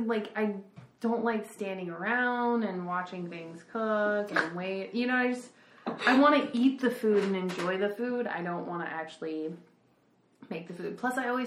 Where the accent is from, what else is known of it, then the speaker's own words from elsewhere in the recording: Harrisonburg, Virginia, United States; I grew up in Harrisonburg, Virginia, which is west and north